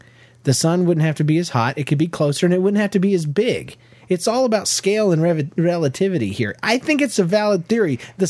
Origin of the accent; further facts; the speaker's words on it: Florida, United States; also born or lived in Georgia; We're from Florida and Georgia originally, where it actually makes sense to be tan.